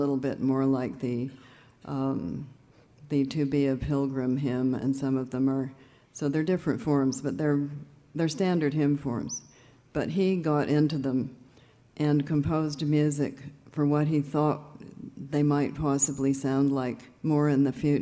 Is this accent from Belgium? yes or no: no; Canada; I'm from Canada